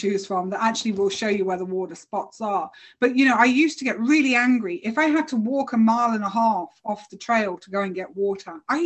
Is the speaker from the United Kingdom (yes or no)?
yes; United Kingdom; I'm British